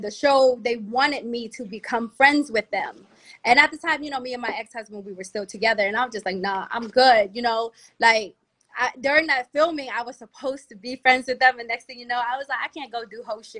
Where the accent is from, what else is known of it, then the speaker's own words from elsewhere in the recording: Capitol Heights, Maryland, United States; also born or lived in Silver Spring, Maryland / Atlanta; From Capitol Heights